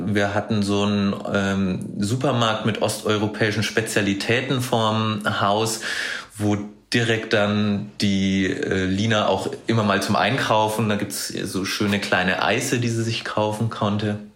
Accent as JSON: {"language": "German", "town": "Hofheim", "region": "Bavaria", "country": "Germany", "tie": "born or raised there", "also_born_or_lived": "Munich", "moved": "as an adult", "said": "ich bin in Hofheim äh, aufgewachsen, eine Kleinstadt in Unterfranken"}